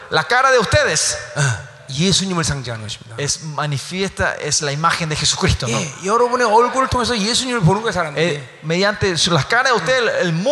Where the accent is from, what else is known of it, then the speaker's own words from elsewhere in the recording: South Korea; now in Paraguay; Si yo soy coreano, yo soy coreano, ¿no? Vengo a Paraguay